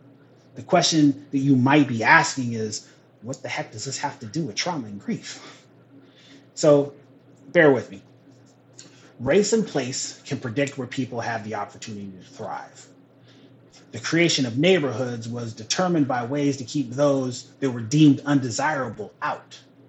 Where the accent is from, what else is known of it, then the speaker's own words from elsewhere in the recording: Pacific Northwest, United States; So again, back to what I said, I'm from the Northwest. This is home. And we may not be the South, but we have our own legacy with this.